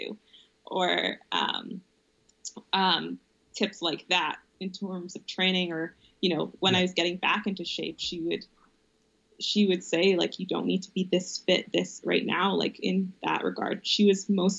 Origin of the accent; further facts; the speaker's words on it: Calgary, Alberta, Canada; my family growing up in the South